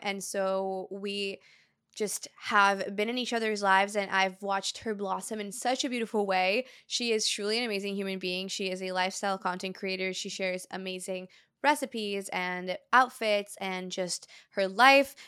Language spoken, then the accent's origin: English; Brazil; born or raised there; moved away